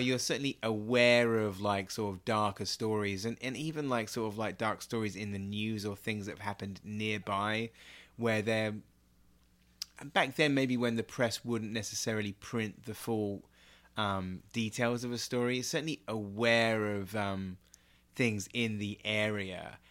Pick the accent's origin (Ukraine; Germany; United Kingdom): United Kingdom; Swanage, South West England; I grew up in Dorset in a town called Swanage